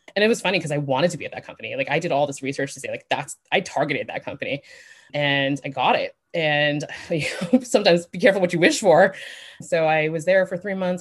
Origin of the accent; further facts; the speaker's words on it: New York, United States; moved away as an adult; also born or lived in Las Vegas; I grew up in New York